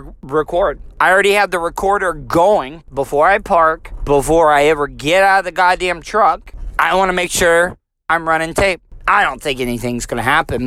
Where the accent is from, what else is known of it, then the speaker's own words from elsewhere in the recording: the South, United States; us Southern people